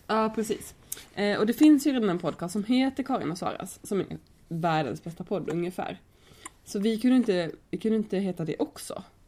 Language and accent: Swedish; Lund, Skåne, Sweden; now in Gothenburg, Sweden; från Lund kommer jag ifrån